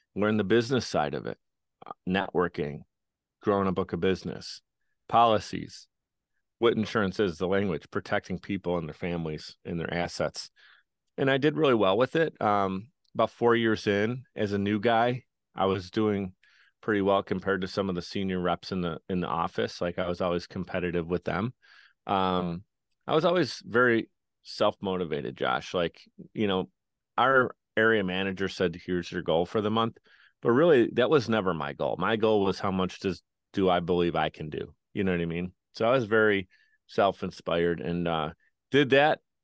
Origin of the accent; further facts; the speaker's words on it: Buffalo, New York, United States; I grew up in Buffalo, New York